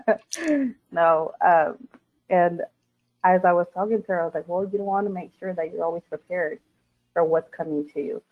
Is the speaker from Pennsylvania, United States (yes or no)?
no; Texas, United States; I'm from Texas, or I, you know, I was raised here in Texas